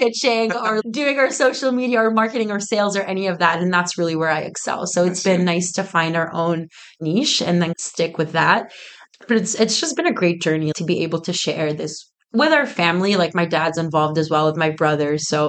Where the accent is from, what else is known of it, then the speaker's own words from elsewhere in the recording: Oakville, Ontario, Canada; I'm from Nuba. We're from Oakville